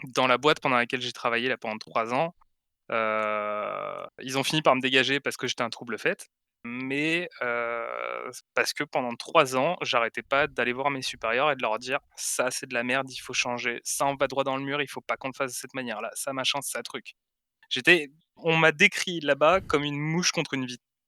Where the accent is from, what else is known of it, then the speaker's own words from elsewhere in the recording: Aix-en-Provence, Provence-Alpes-Côte d'Azur, France; chez moi à Aix-en-Provence